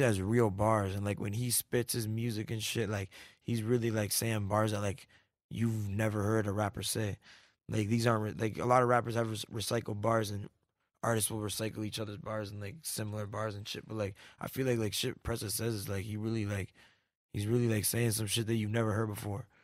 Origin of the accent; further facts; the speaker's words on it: Canada; moved away; I came up from Canada